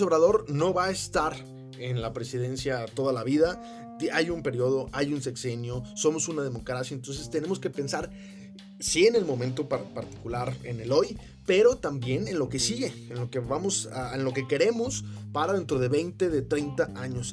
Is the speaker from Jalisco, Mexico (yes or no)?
yes; Guadalajara, Jalisco, Mexico; en mi ciudad natal, Guadalajara